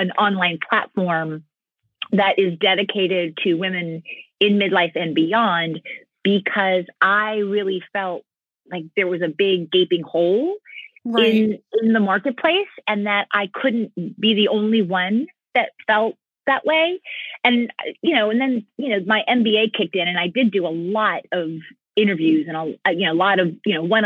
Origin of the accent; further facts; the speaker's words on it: United States; also born or lived in San Francisco, California; I'm a first generation American. My parents came over from Cuba in 1962. So I grew up where inside the house it was Little Havana, and outside the house it was the United States of America.